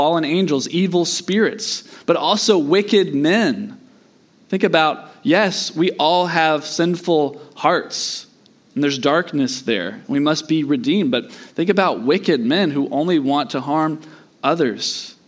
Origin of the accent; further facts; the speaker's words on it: Southeast, United States; But I grew up in the Southeast, and if you've ever lived out west in those kinds of places